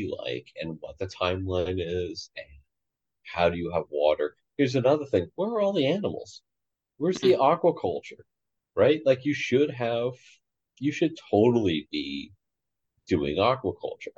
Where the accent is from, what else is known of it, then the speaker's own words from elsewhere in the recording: United States; as an American